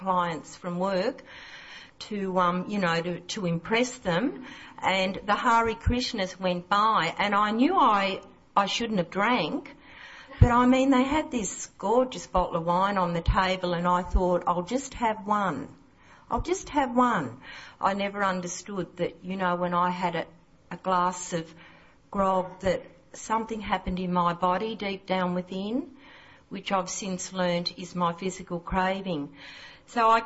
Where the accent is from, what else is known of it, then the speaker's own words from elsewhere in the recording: Southern Highlands of New South Wales, Australia; I'm not a local. I'm from the Southern Highlands of New South Wales.